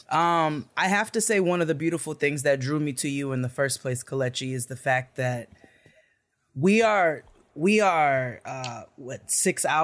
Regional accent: United States; us being black americans

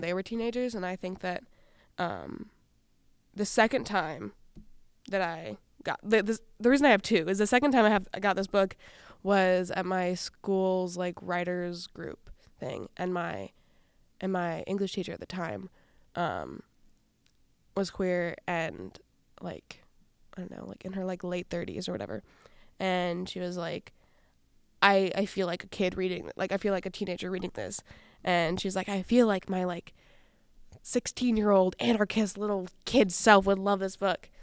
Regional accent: Wisconsin, United States; now in Saint Paul, United States; I grew up in Wisconsin

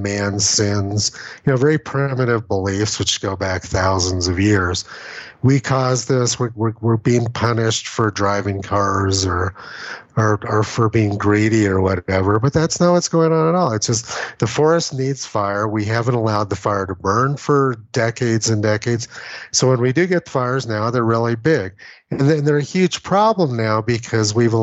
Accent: Los Alamos, New Mexico, United States; moved away; I'm from Los Alamos, New Mexico

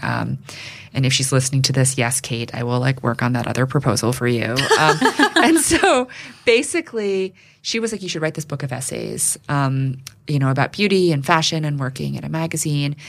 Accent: New York City, New York, United States; I grew up here in New York City

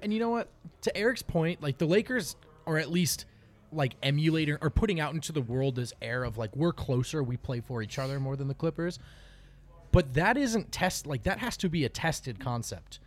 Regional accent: East Coast, just outside New York, United States; moved away as an adult; also born or lived in Los Angeles, United States; now in Colorado, United States; I've lived in LA and I grew up in the East Coast, just outside New York.

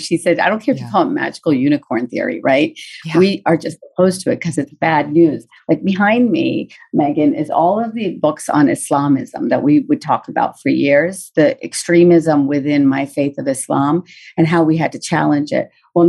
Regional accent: West Virginia, United States; also born or lived in Washington, D.C.; now in Virginia, United States; I grew up in West Virginia. So I grew up, you know, really feeling pride in our state of West Virginia

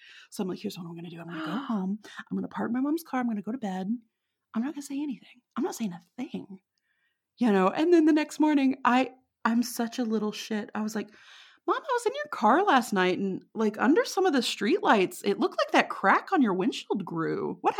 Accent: Texas, United States; I know there were times where I was, like, kind of playing up my accent a little bit, you know, because I knew. I knew I was far away from Texas

